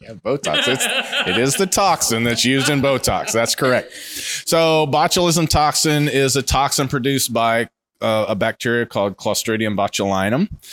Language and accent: English; Ohio, United States; now in Ocala, United States; I grew up in Ohio. I grew up in the Midwest.